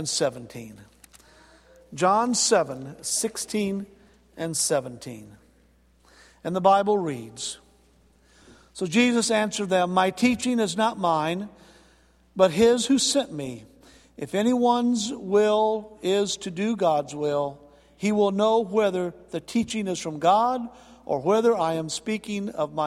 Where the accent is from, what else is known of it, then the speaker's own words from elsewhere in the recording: North Alabama, United States; moved away as an adult; also born or lived in Charleston, South Carolina; I'm from North Alabama. All my relatives live up in Florence